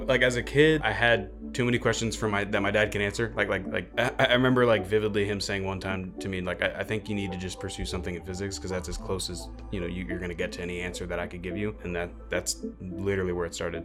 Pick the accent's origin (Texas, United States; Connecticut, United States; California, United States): Texas, United States; Houston; I'm from Houston